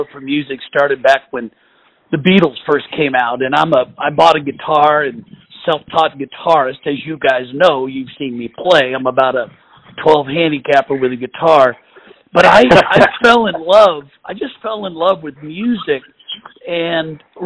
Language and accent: English; Portland, Oregon, United States; also born or lived in Eugene, Oregon; Bend, Oregon, which is my home state